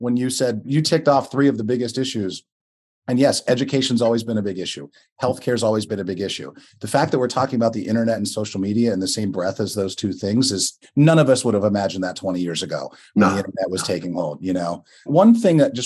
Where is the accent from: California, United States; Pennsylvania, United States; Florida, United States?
Pennsylvania, United States; Western; as a Western Pennsylvanian